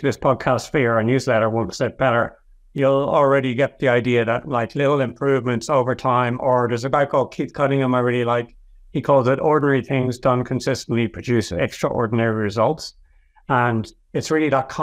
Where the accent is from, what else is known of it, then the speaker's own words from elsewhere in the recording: Ireland; you and I being Irish